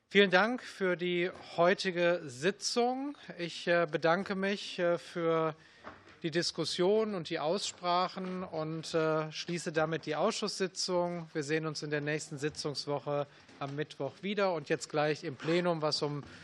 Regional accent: Hesse, Germany; ich bin ja Hesse.

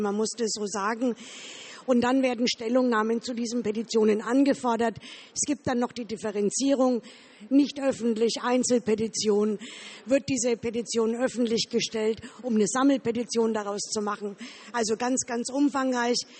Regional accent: Bavaria, Germany; Ich komme aus Bayern, aus dem Wahlkreis Erlangen.

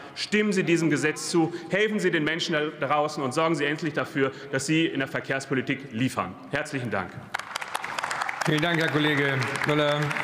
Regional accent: Lüdenscheid, North Rhine-Westphalia, Germany; bei mir in meiner Heimat, in Lüdenscheid, im Sauerland

